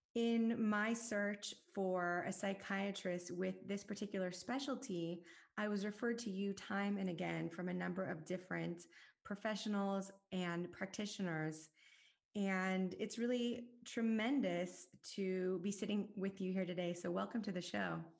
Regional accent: Southern California, United States; I grew up in Southern California

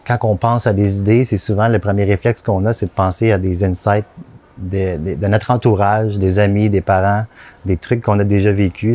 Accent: Candiac, Quebec, Canada; je viens de Candiac, sur la rive sud, magnifique banlieue.

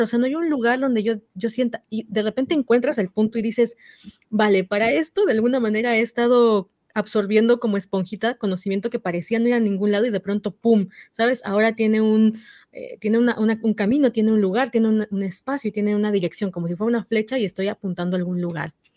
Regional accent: Oaxaca, Mexico; mis paisanas eh, de Oaxaca, somos de Oaxaca

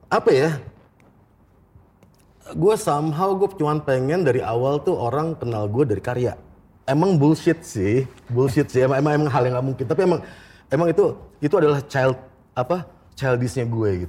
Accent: Jakarta, Indonesia; born there; Enggak, gue lahir di Jakarta, tapi gue kuliah di Bandung.

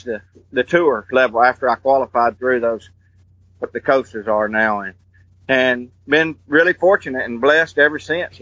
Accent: St. Clair County, Alabama, United States; I'm from St. Clair County

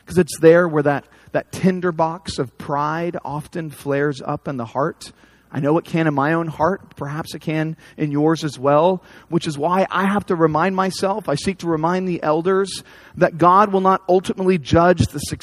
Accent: United States; as American evangelicals

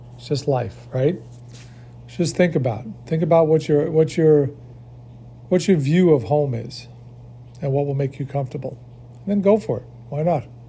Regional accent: New York, United States; moved away; I grew up in New York

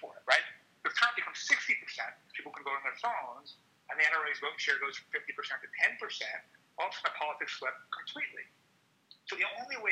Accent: New York City, New York, United States; I'm a New Yorker

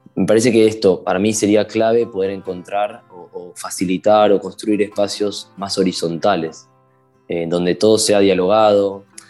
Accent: Castelar, Buenos Aires Province, Argentina; tengo 24 años, soy de Castelar

